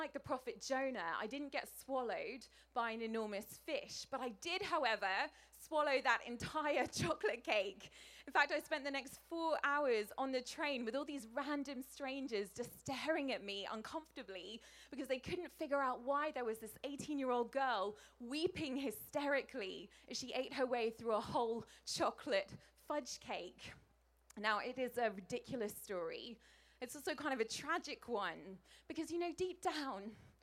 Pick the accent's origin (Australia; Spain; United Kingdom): United Kingdom; England; as an English person. We don't get a lot of sunshine where I come from